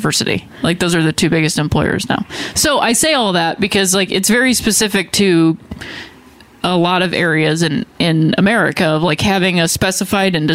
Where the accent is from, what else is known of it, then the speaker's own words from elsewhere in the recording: Akron, Ohio, United States; Um, I lived with my mom and my her parents, my grandparents. That's the house that I grew up in. Same in house she grew up in.